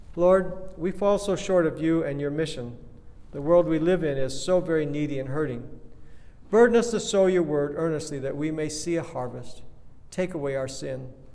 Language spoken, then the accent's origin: English; Kenya; I grew up in Kenya back in the days when bathrooms were outhouses